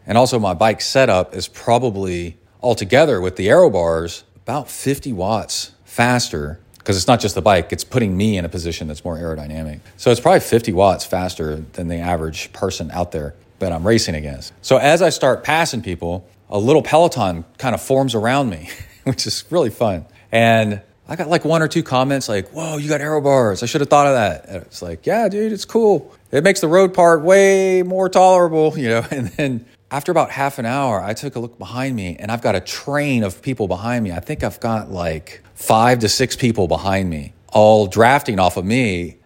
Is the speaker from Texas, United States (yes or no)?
yes; Kingwood, Texas, United States; I grew up in Kingwood